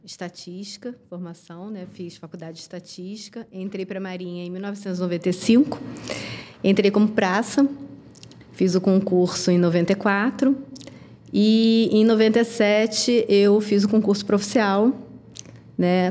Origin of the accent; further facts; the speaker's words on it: Rio de Janeiro, Brazil; eu sou carioca